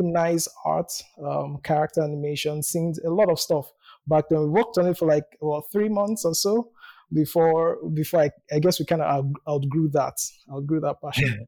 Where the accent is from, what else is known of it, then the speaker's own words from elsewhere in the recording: Nigeria; I was born in Nigeria. I live in Nigeria.